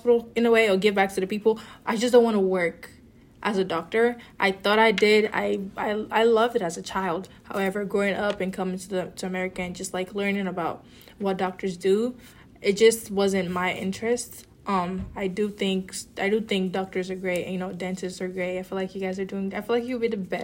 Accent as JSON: {"language": "English", "country": "Nigeria", "moved": "yes", "said": "I'm also African immigrant. I'm originally from Nigeria"}